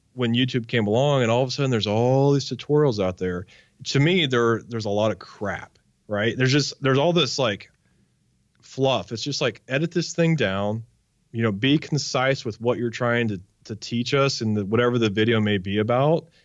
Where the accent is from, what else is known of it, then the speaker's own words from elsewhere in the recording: Wichita, Kansas, United States; I grew up in Wichita, Kansas